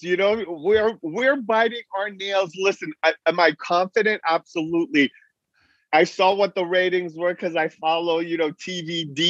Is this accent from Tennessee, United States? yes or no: no; Beverly Hills, California, United States; also born or lived in Iran; I grew up in Beverly Hills during the Argo, you know, that movie Argo with Ben Affleck.